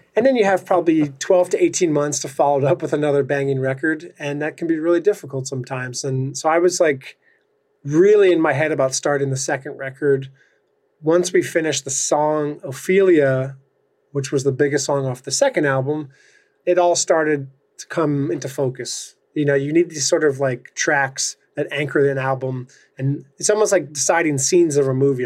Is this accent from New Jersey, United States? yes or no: yes; New Jersey, United States; coming from New Jersey